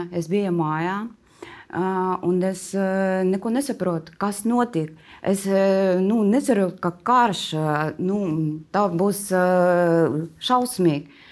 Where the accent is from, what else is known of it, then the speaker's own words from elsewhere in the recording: Kharkiv, Kharkiv Oblast, Ukraine; Latvian is a second language; moved away as an adult; now in Latvia; es esmu no Harkivas. Tā ir uh, liela pilsēta, bija divi miljoni cilvēku.